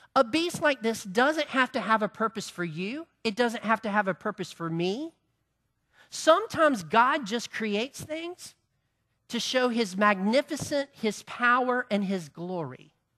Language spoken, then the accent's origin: English; Farmington, United States; we're from Farmington